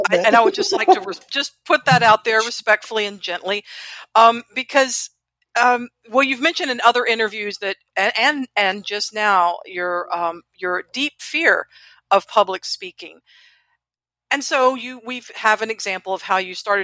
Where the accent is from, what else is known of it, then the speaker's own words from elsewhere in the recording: the South, United States; I'm born and raised in the South all my life